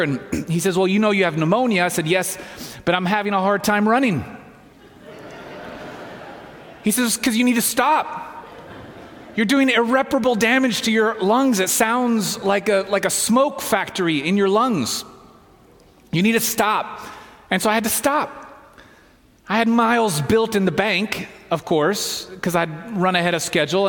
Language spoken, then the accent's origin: English; Southeast, United States; moved away as an adult; now in Walla Walla, United States; I'm from the Southeast, went to school up the road